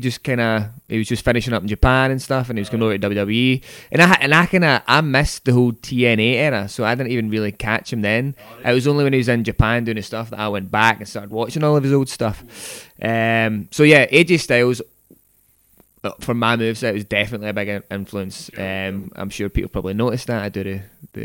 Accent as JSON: {"language": "English", "town": "Port Glasgow", "region": "Scotland", "country": "United Kingdom", "tie": "born or raised there", "said": "I'm from Port Glasgow, so like drama just was not on the agenda there"}